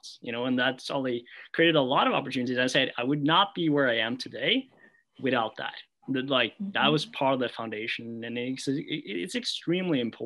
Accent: Norway; moved away as an adult; I was like from Norway

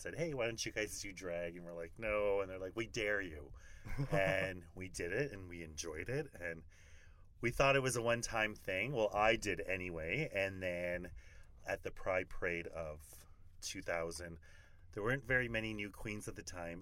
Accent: St. Laurent, Manitoba, Canada; also born or lived in Winnipeg; now in Las Vegas, United States; I'm from Winnipeg, actually from St. Laurent, Manitoba, which is the little Métis community in the Interlake

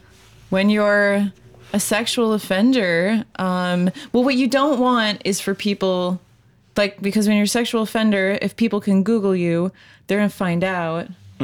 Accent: New York, United States; moved away as an adult; also born or lived in Colorado; Because I'm from New York.

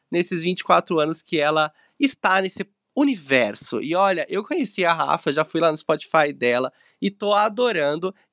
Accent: São José dos Campos, São Paulo, Brazil; Eu sou, eu sou de São José, gente. São José dos Campos, é a capital do Vale do Paraíba.

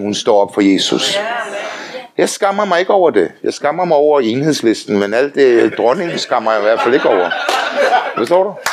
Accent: Denmark; also born or lived in Faroe Islands (ancestry); Så er jeg også dansker

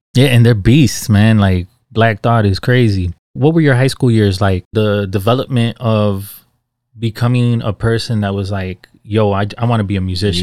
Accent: Chicago, Illinois, United States; I grew up in Little Village, man.

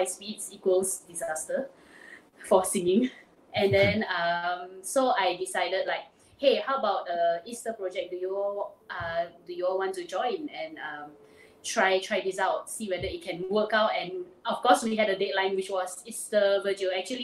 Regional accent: Penang, Malaysia; I'm from Penang, born and bred

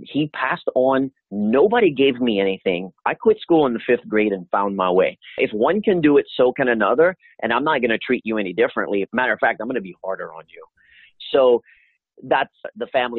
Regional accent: Louisiana, United States; moved away; I'm originally from Louisiana

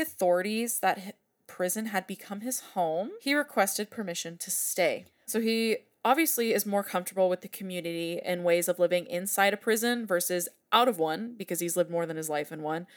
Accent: San Francisco Bay Area, California, United States; my hometown areas

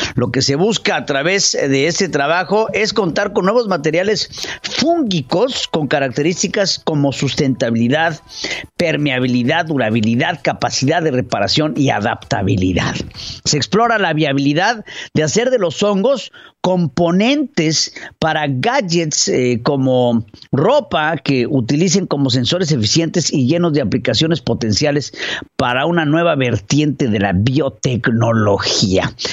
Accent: Mexico; como mexicano

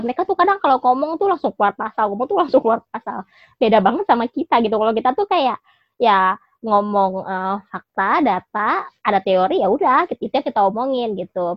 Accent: Jakarta, Indonesia; gue yang besar dan tinggal di Jakarta

